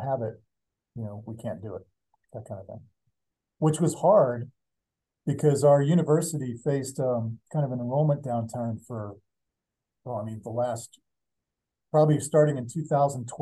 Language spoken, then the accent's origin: English; Pittsburgh, Pennsylvania, United States; moved away as an adult; now in Montana, United States; went to Pittsburgh, which is my hometown